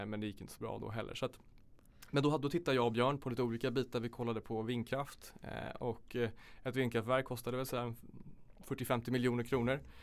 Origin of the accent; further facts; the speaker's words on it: Sollentuna, Stockholm County, Sweden; Jag kommer från Sollentuna